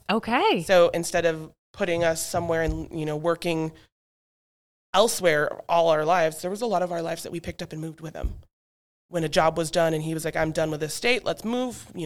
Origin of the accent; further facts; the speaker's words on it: Alaska, United States; also born or lived in Montana; now in Simsbury, United States; I grew up in Alaska and Montana for the majority, so I'm a very outdoor wildling, nature friendly, horses, animals, farms.